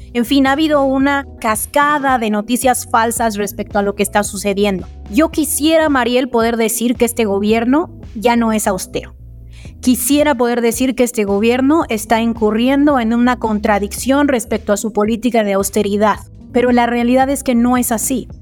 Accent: Mexico; somos el país

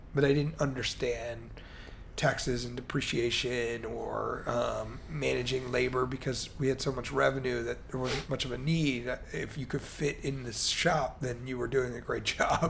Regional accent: Baltimore, Maryland, United States; also born or lived in Chicago; now in Miami, United States; I grew up in Baltimore, Maryland

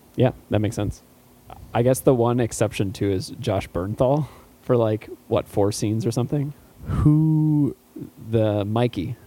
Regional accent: outside of Chicago, Illinois, United States; growing up outside of Chicago

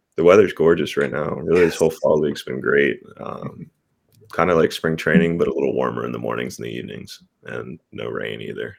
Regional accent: Pittsburgh, Pennsylvania, United States; I was born born in Pittsburgh. We moved a little further south, but still in the Pittsburgh area uh, for my whole childhood. So Pittsburgh's home.

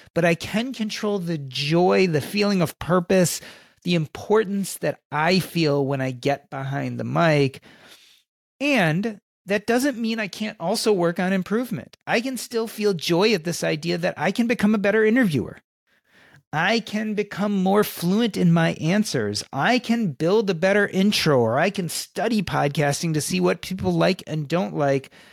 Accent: Chicago, Illinois, United States; I grew up in Chicago during the Michael Jordan era

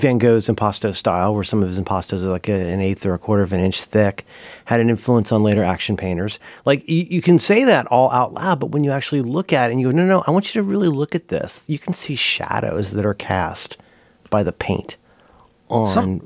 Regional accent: Florida, United States; also born or lived in Ohio; I am from Florida. I went to college in Florida. My decisions reflect being raised in Ohio and Florida

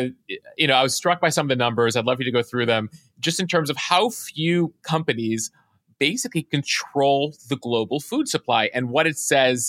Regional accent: Illinois, United States; By the way, I'm from Illinois originally. So Midwesterner who, you know, grew up with, you know, passing by huge fields of soybeans and corn

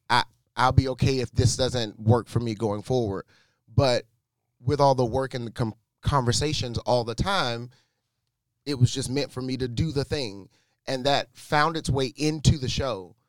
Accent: North Carolina, United States; moved away as an adult; now in New York, United States; I grew up in North Carolina

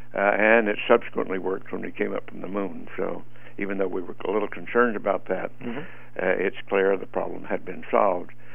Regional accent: Roswell, New Mexico, United States; moved away as an adult; I grew up in the Roswell area

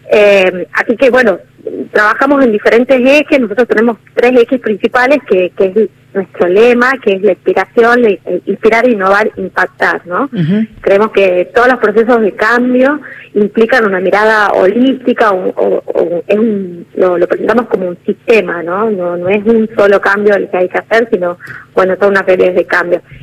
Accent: Tucumán, Argentina; nosotros somos de Tucumán, y pudimos desarrollar alianzas con organizaciones de Córdoba

